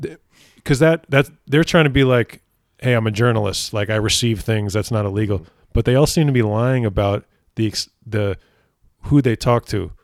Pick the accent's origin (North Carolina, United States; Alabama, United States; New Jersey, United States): New Jersey, United States; my home state of New Jersey.